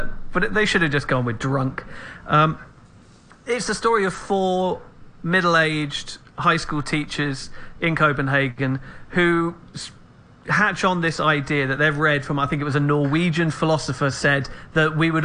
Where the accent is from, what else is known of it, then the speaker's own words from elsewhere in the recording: England, United Kingdom; I'm an Englishman